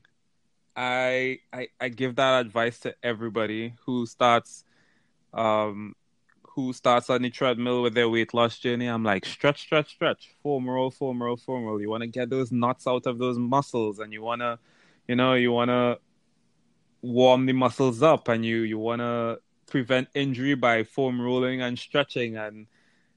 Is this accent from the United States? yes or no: no; Trinidad & Tobago; moved away; I'm from Trinidad